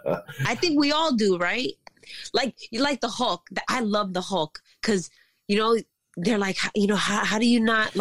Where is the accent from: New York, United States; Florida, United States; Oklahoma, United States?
New York, United States; New York City; I'm from Queens. I got the whole hood in me